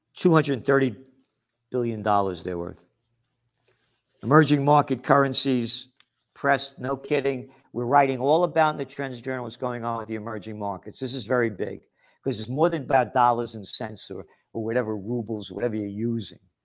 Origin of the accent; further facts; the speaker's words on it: United States; I'm an American